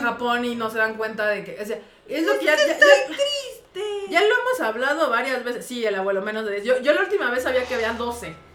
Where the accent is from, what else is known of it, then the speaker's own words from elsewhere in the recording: Mexico; also born or lived in Japan; aquí en México